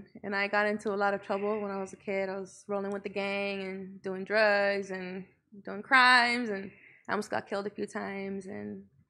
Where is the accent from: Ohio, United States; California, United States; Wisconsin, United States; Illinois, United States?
California, United States; Los Angeles; I'm from Northeast LA, Highland Park.